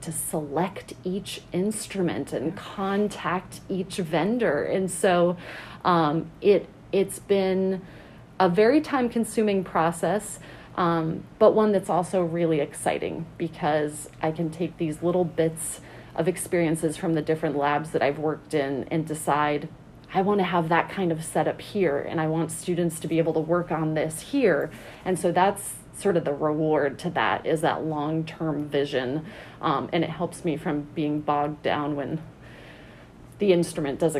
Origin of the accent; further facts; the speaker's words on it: New England, United States; moved away as an adult; also born or lived in Alaska / Flagstaff, Arizona; now in Amherst, United States; I am originally from New England